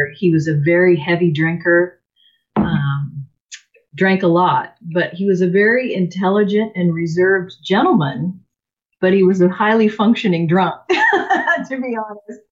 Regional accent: Seattle, Washington, United States; I was born in the Seattle area, so I am a native. I grew up in a family of four

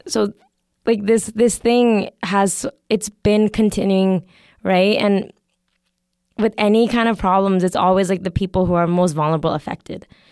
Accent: Canada; I'm also from Canada

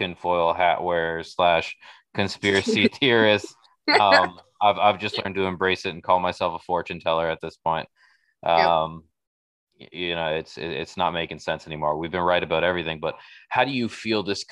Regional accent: Toronto, Ontario, Canada; I grew up on Jane and Weston

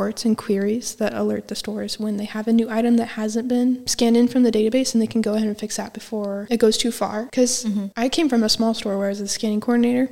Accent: West Coast, United States; moved away as an adult; I'm not even from anywhere close around here. I'm from the West Coast

